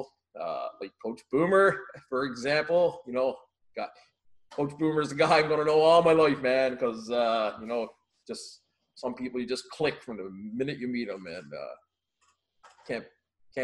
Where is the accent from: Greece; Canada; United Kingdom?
Canada; Labrador City, Newfoundland and Labrador; moved away as an adult; now in Moncton, Canada; Born and raised in Labrador City, 48 years